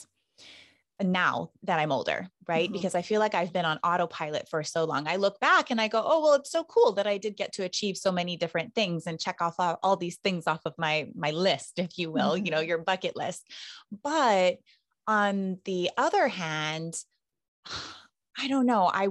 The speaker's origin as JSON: {"language": "English", "town": "Hilo", "region": "Hawaii", "country": "United States", "tie": "born or raised there", "said": "that's how we ended up in Hilo, because my parents aren't from Hawaii, but I was born and raised here"}